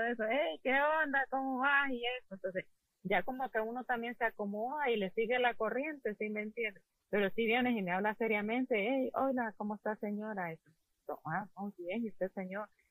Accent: Honduras; moved away; somos escasos los hondureños

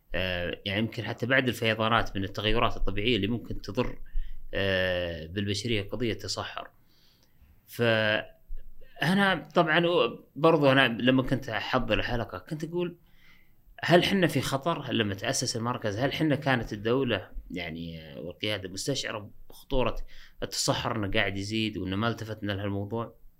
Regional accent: Saudi Arabia; عندنا في السعودية

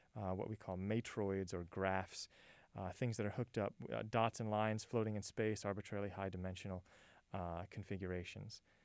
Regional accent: Hammond, Louisiana, United States; moved away as an adult; also born or lived in New Orleans, Louisiana; now in San Angelo, United States; So I'm born and raised in Louisiana, actually, uh, born right outside New Orleans, and then grew up in a town called Hammond, Louisiana

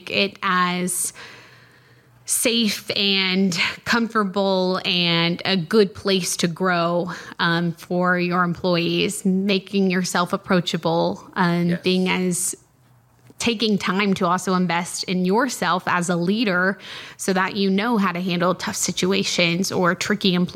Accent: outside of Denver, Colorado, United States; now in Midland, United States; I'm a transplant. I grew up outside of Denver.

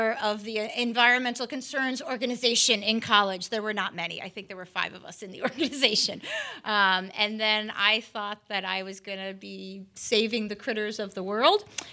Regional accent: Chicago, Illinois, United States; moved away as an adult; now in Florida, United States; I'm an outsider to Florida, born and raised in Chicago

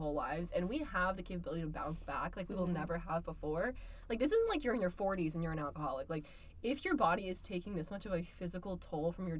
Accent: Massachusetts, United States; I'm from Mass

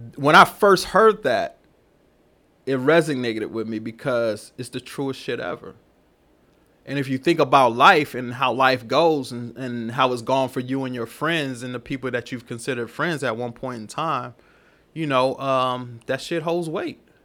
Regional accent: Killeen, Texas, United States; moved away as an adult; also born or lived in Oakland, California; I'm from Killeen

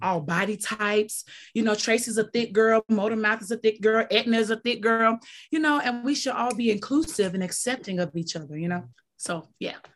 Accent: Mississippi, United States; I'm from Mississippi

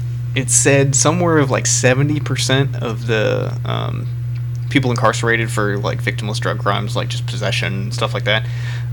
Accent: California, United States; my hometown in California

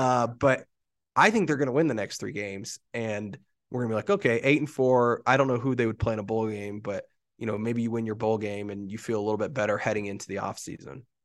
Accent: Oklahoma, United States; now in Denver, United States; me growing up in Oklahoma

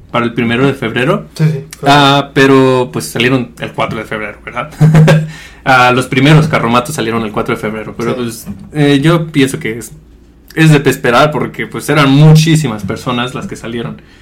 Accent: Mexico; Nosotros pues, somos mexicanos

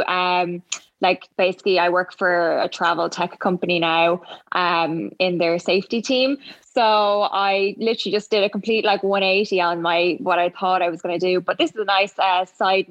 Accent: Ireland; I'm from Ireland

